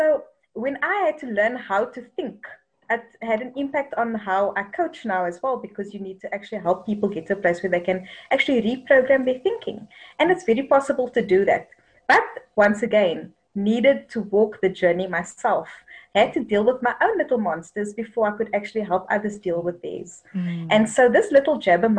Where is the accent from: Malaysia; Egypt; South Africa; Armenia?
South Africa; Cape Town, Western Cape; I actually come from Cape Town, in a little place called Lotus River, which is on the Cape Flats